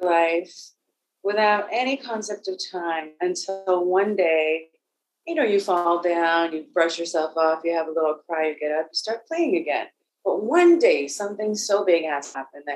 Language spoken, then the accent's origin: English; South Africa; I was born in South Africa during apartheid as a person of previously disadvantaged race